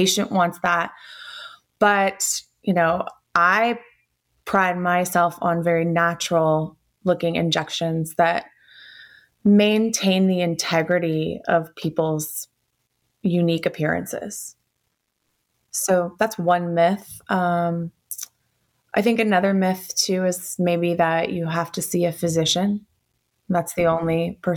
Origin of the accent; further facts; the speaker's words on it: Atlanta, Georgia, United States; I'm originally from Atlanta, where we live in the suburbs here now